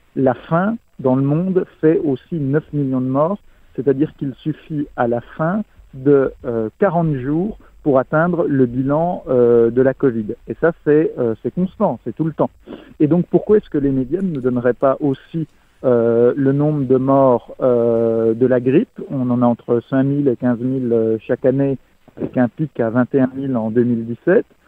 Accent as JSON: {"language": "French", "country": "France", "said": "en tant que Français"}